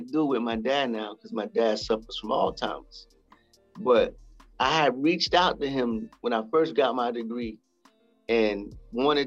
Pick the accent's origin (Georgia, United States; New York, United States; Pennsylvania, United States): New York, United States; moved away; also born or lived in South Carolina / Greenwich Village, New York; I was born and raised in New York in the Bronx, grew up part of my life in Greenwich Village, even though I was born in the Bronx